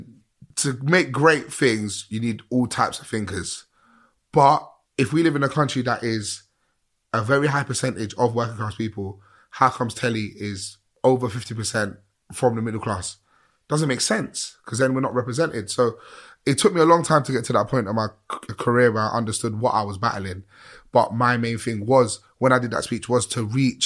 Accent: England, United Kingdom; How I sound, how I look, how I walk, how I talk, I'm from England, mate. But my roots are not from here

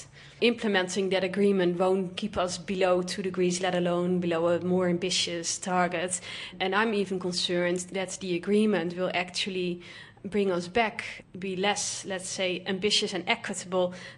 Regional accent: Netherlands; moved away as an adult; now in Vanuatu; I am originally from the Netherlands

